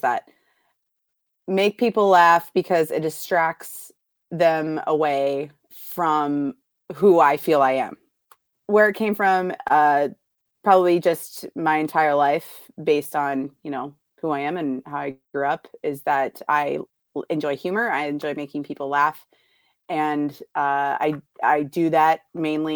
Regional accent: a small town in Iowa, United States; I'm from a podunk town in Iowa

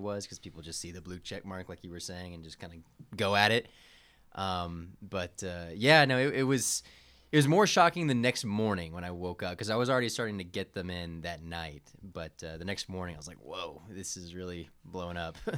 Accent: Georgia, United States; I'm from Georgia

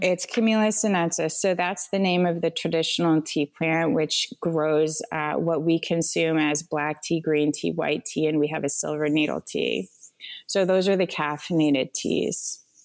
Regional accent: Vermont, United States; also born or lived in Rwanda; now in Asheville, United States; I grew up in Vermont on a farm as well.

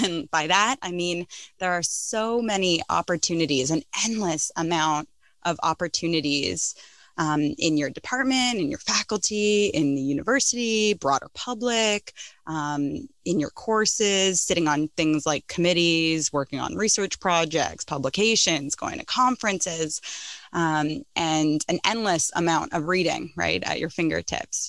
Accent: Toronto, Ontario, Canada; moved away; I grew up in North York

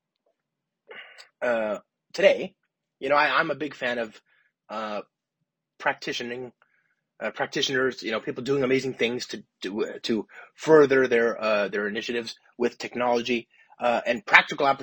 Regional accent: Los Angeles, California, United States; now in San Francisco, United States; I live in San Francisco, but I'm from Los Angeles

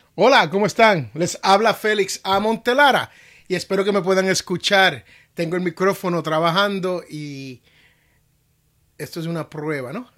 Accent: United States; en los Estados Unidos, que es donde yo vivo, es donde yo nací

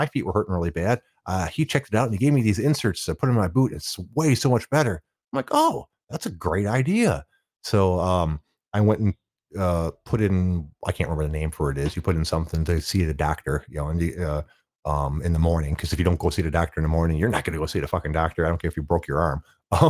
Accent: Detroit, Michigan, United States; And since I was from Detroit and the place I was taking basic training was in Oklahoma.

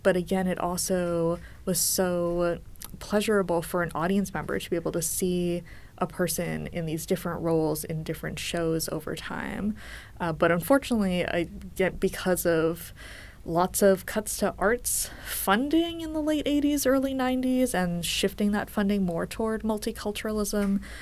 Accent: New York, United States; being a New Yorker

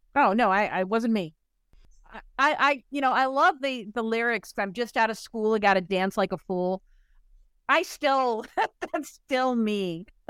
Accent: Chicago suburbs, Illinois, United States; a little white girl growing up in the Chicago suburbs going to a Catholic school

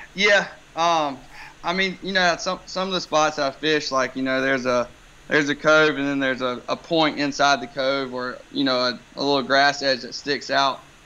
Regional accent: Wilmington, North Carolina, United States; born and raised here in Wilmington

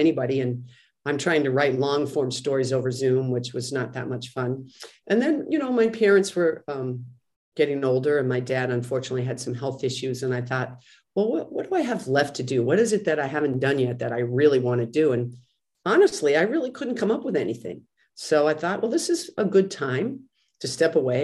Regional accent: Westwood, Massachusetts, United States; also born or lived in New York City; I was born in New York City, but raised in Westwood, Massachusetts

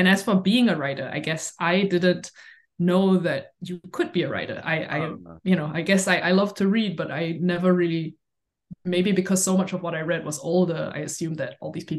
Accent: Singapore; moved away; I grew up in Singapore

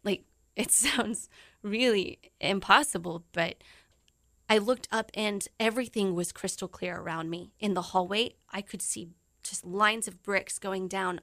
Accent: South Texas, United States; moved away as an adult; also born or lived in Japan; my, you know, South Texas home

